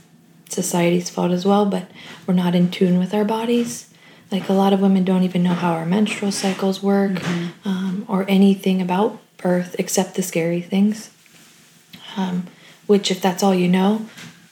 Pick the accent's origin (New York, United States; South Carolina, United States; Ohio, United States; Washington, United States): Ohio, United States; Delaware; We grew up in a small town in Ohio called Delaware